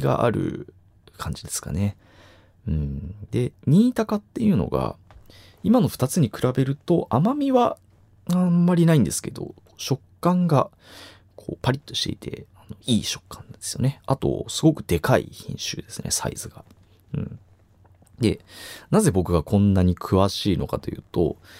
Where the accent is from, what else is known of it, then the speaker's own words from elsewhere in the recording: Chiba, Japan; now in Kichijoji, Japan; 千葉都民、僕千葉都民なんですけど